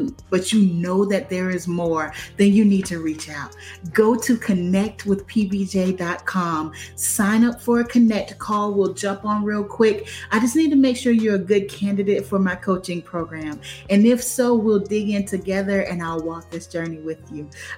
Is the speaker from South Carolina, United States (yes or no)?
yes; Crockettville, South Carolina, United States; moved away; I grew up in Crockettville